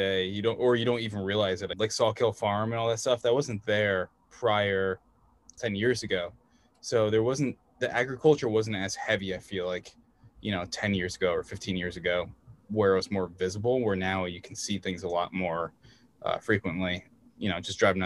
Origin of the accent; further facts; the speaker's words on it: Red Hook, New York, United States; also born or lived in Woodstock, New York; I grew up in Red Hook, very close to where you are in Tivoli. But I also lived in Woodstock prior to that.